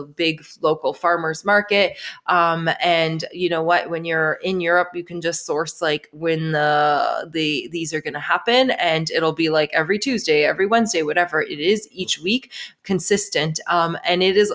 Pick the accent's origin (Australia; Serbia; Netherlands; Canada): Canada; I'm from Canada